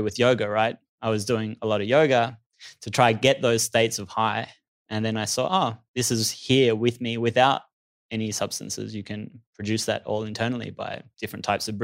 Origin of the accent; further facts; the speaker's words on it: Australia; It was always around party culture in Australia. That's where I grew up